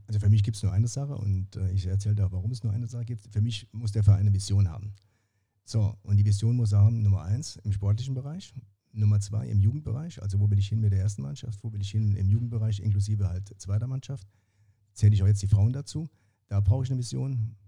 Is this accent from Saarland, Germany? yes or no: yes; Saarbrücken, Saarland, Germany; ich bin ja Saarbrücker